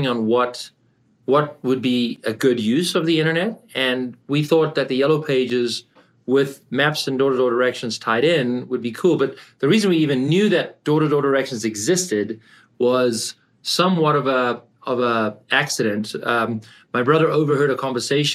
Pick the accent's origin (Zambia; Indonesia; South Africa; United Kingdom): South Africa; moved away as an adult; also born or lived in Canada / California; I grew up in South Africa and I came to Canada to study